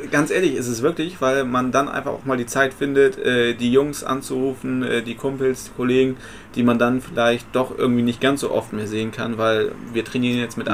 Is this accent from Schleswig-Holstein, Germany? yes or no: no; Bremen, Germany; also born or lived in Aumund, Bremen; Ich bin in Blumenthal geboren, mein Elternhaus war in Bockhorn, dann bin ich nach Aumund gezogen